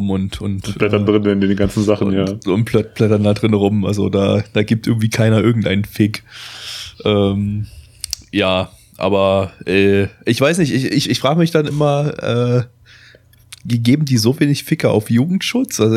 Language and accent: German; Germany; Das sind so die einzigen Ausländer-Klischees, die man als Deutscher noch witzig finden darf.